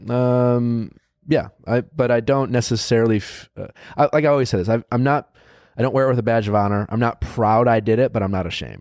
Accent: Wisconsin, United States; I grew up in Wisconsin

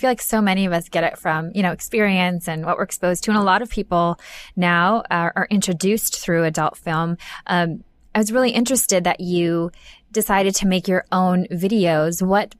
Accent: Minnesota, United States; now in California, United States; I'm from Minnesota

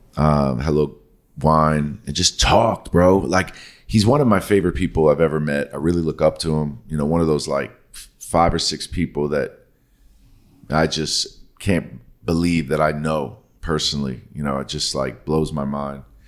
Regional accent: New York City, New York, United States; like I did

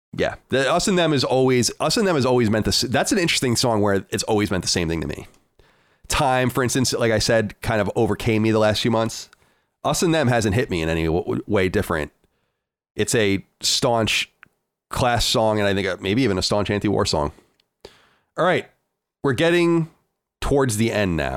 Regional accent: United States; as a an American

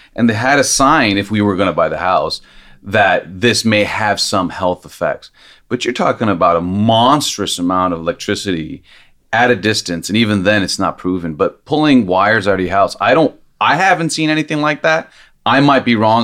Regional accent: Los Angeles, California, United States; I grew up here in Los Angeles

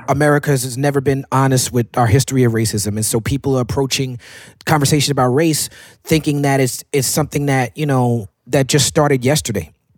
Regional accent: New York City, New York, United States; I grew up in Park Slope, Brooklyn as a black man

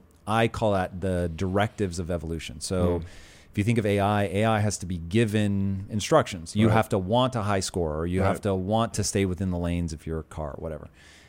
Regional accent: Puyallup, Washington, United States; So as a child of the 80s, growing up in Tacoma, and I really grew up on the edge of Tacoma. It's probably more accurate, even though my address really was Tacoma, it's more accurate to say I grew up in Puyallup.

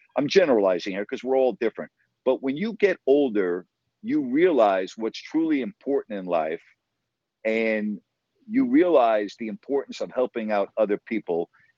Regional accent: New York, United States; moved away as an adult; also born or lived in Sacramento, California; I say I'm from New York. I say I'm from Sacramento because I only lived in New York for 18 years. Yeah, New York, I mean, yeah, it's special. I was born there. I was raised there.

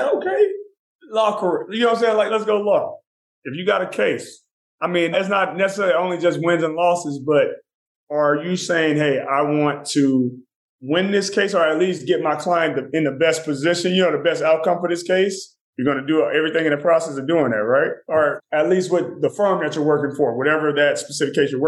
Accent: Houston, Texas, United States; my hometown in Houston

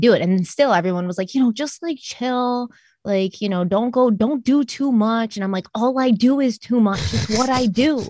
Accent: Rochester, New York, United States; I was born in, uh, Rochester, New York.

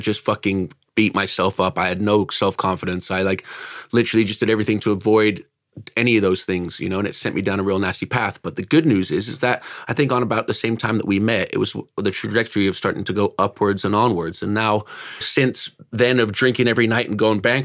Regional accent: California, United States; accent: Yank; moved away as an adult; now in United Kingdom; I'm California born and raised, but my bloodline's from here

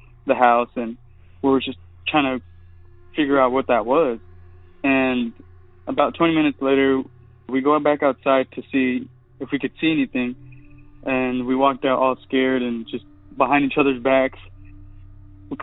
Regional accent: Stephenville, Texas, United States; I'm from Stephenville, Texas

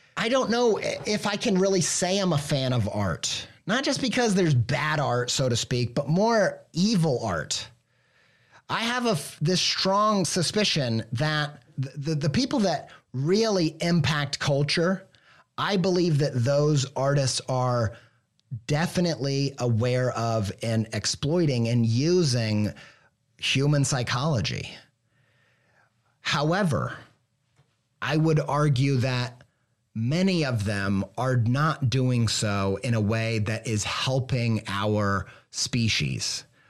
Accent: Midwest, United States; I'm an idiot from the Midwest

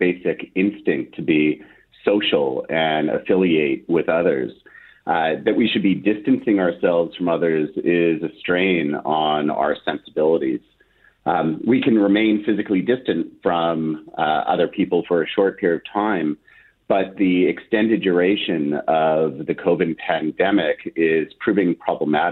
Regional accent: Winnipeg, Manitoba, Canada; moved away as an adult; now in Ottawa, Canada; I grew up in the Maples. Then my formative years were in Amber Trails, went to Garden City Collegiate

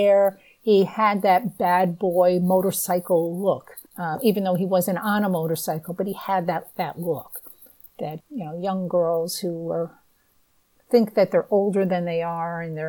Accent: New England, United States; I'm from the Northeast. I've always lived in New England

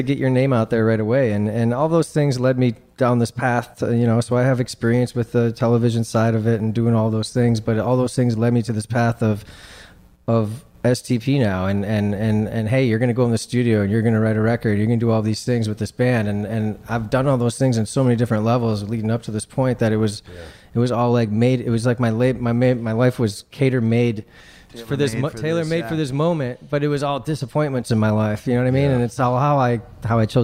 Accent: Detroit, Michigan, United States; I'm from Detroit

